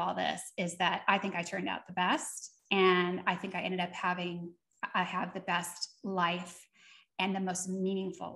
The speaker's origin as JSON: {"language": "English", "area": "Seattle area", "region": "Washington", "country": "United States", "tie": "born or raised there", "also_born_or_lived": "East Coast", "said": "I was born on the East Coast, but we had moved to the Seattle area"}